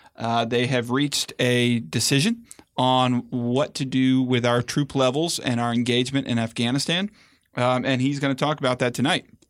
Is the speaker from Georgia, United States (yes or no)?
yes; Atlanta, Georgia, United States; now in Washington, D.C., United States; my hometown in Atlanta